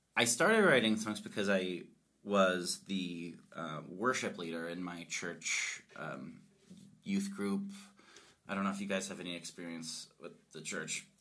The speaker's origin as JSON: {"language": "English", "region": "Colorado", "country": "United States", "said": "I'm I'm from Colorado. I'm a fifth generation uh, Coloradan"}